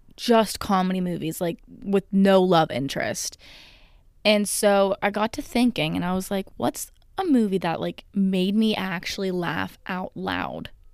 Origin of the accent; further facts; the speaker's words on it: United States; I am an American